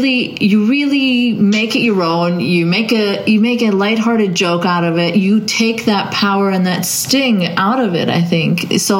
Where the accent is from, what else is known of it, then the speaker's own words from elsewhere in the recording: Saudi Arabia; I grew up in Saudi Arabia, and I had experiences with being forced into abayas and hijabs and stuff